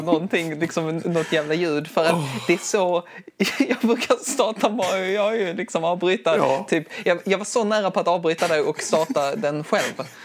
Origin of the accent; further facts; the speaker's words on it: Skurup, Skåne, Sweden; accent: Skånska; now in Skara, Sweden; jag, kommer ifrån Skurup i Skåne.